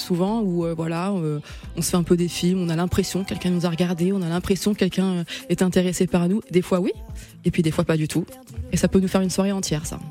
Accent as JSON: {"language": "French", "area": "Seine-et-Marne", "region": "Île-de-France", "country": "France", "also_born_or_lived": "Madagascar (roots)", "said": "on vient de, de Seine-et-Marne tous les deux"}